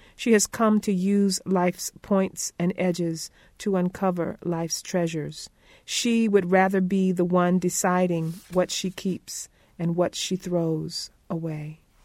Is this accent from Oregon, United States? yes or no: no; Conway, South Carolina, United States; I was born in Conway, South Carolina, half a mile from the Atlantic Ocean